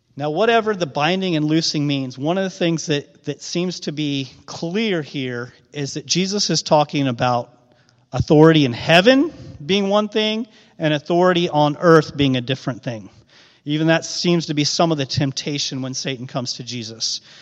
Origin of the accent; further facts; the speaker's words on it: Midwest, United States; a Midwestern guy from a small town